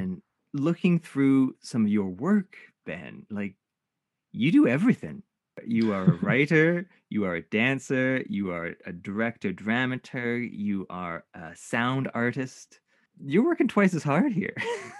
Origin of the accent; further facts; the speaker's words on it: Canada; one of the experiences of being Japanese Canadian is not feeling Japanese despite our best efforts.